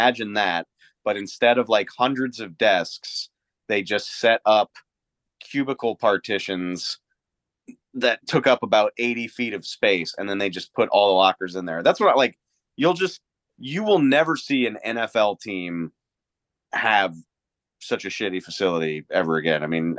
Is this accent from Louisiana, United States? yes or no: yes; Louisiana, United States; And like, I grew up in Louisiana. I didn't know anything about tornadoes.